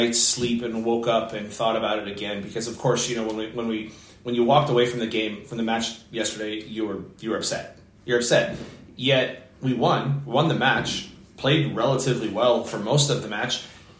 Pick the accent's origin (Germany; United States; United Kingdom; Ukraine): United States; as an American fan